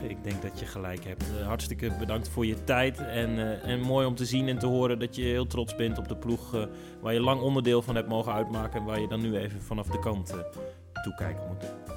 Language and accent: Dutch; Netherlands; als Nederlander